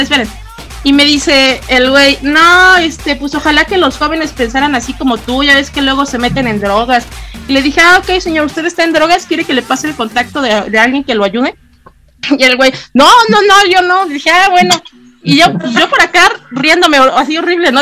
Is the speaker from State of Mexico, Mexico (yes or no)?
yes; Toluca, State of Mexico, Mexico; del Estado de México. ¿De qué parte? Ah, pues de Toluca